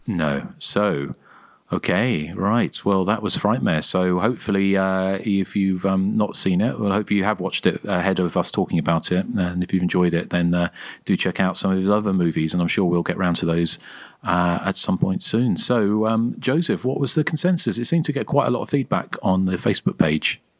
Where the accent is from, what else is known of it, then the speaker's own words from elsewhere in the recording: Guildford, South East England, United Kingdom; where I grew up in Guildford